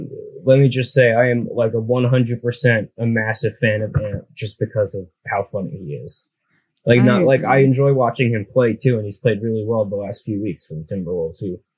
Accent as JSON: {"language": "English", "town": "Philadelphia", "region": "Pennsylvania", "country": "United States", "said": "I'm from Philly"}